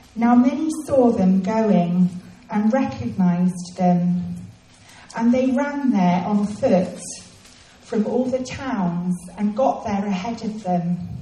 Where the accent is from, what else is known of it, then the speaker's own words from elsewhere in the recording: England, United Kingdom; it was the first Christmas that I was away from England